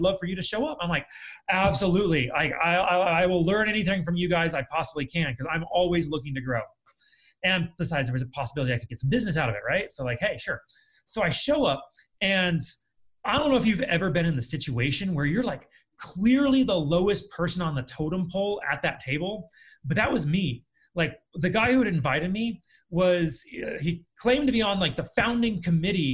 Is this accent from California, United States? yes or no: yes; California, United States; moved away as an adult; also born or lived in Colorado / Akron, Ohio; now in Las Vegas, United States; I was from California. I lived in Colorado before